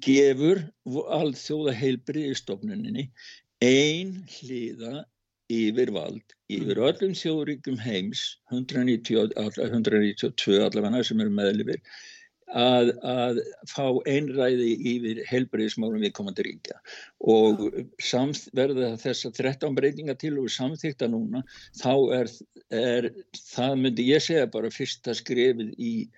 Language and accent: Icelandic; Iceland